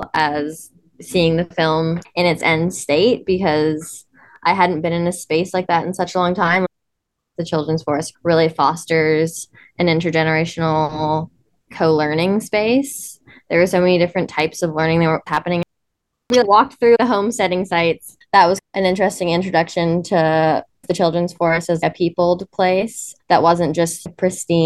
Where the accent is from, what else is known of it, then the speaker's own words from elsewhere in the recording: Cortes Island, British Columbia, Canada; moved away; When growing up on Cortez, I think a lot of us didn't really realize how special the community is